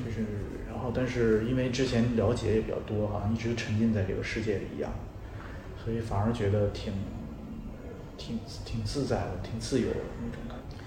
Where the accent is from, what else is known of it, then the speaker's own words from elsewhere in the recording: Beijing, China; 我像我是北京长大的